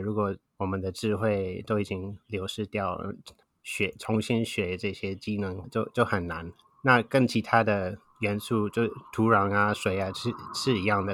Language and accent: Chinese; Wisconsin, United States; Chinese is a second language; moved away as an adult; now in Taiwan; 在美国的威斯康星州长大，然后从二十岁到现在大概三十年在台湾